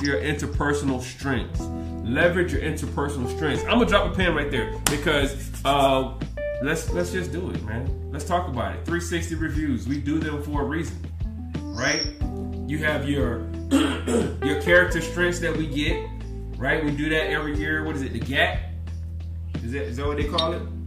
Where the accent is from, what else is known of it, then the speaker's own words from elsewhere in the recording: the South, United States; I'm from the South. We just talk loud